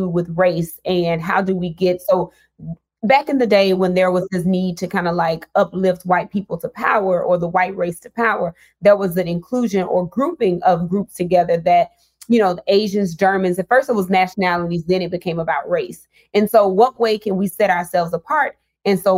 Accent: Mississippi, United States; I'm from Mississippi. I was born and raised

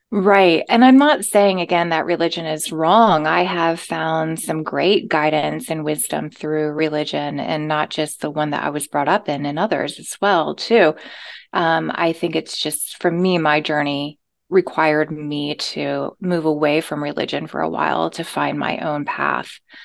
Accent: the South, United States; moved away; I came from the South

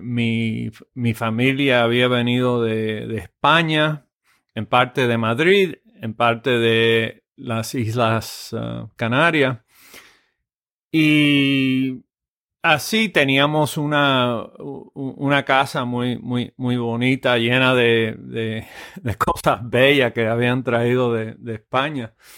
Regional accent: Cienfuegos, Cuba; now in United States; yo nací en, Cienfuegos, eh, eh, Cuba, en el eh, año 53

